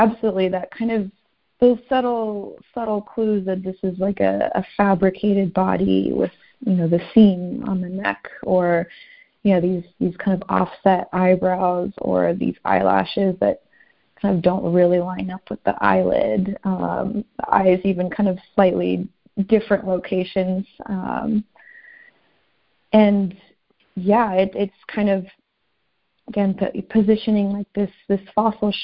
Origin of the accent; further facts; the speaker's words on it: Southern California, United States; now in St. Paul, United States; I'm from Southern California. That's where I grew up, and I grew up going to the beach